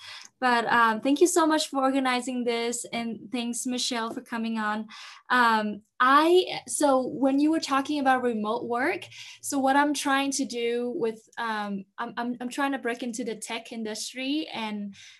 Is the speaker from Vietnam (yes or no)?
yes; Vietnam; now in United States; I'm from Vietnam, hence the name